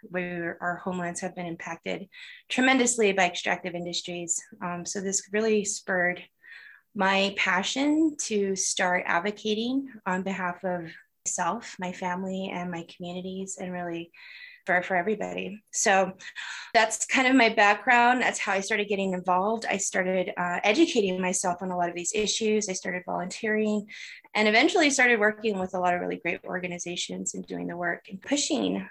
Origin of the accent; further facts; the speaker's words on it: Arizona, United States; moved away; also born or lived in Church Rock, New Mexico; I am born and raised on the Great Navajo Nation, and I'm originally from Arizona.